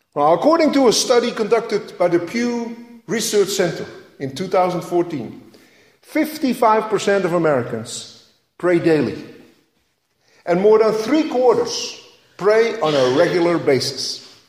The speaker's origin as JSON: {"language": "English", "country": "Netherlands", "tie": "born or raised there", "moved": "yes", "said": "growing up in Holland"}